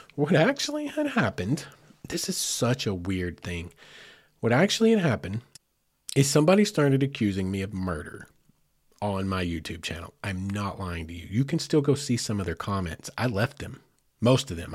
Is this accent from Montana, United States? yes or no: no; Arkansas, United States; I'm from Arkansas